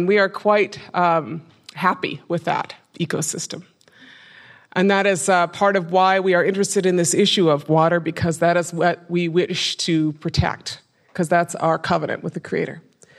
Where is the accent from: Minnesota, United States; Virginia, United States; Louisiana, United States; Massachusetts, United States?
Minnesota, United States; I come from a reservation in northwestern Minnesota. Anishinaabe people, we are from the Great Lakes region, the northern part of five American states and the southern part of four Canadian provinces.